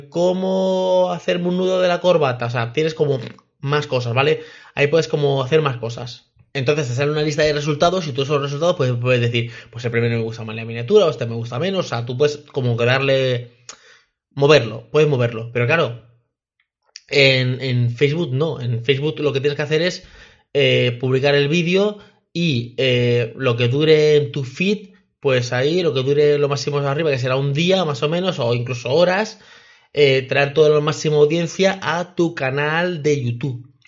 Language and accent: Spanish; Mexico; porque nunca tiene nada para, para mi país, porque yo soy de México y esta chica lo hace todo en Colombia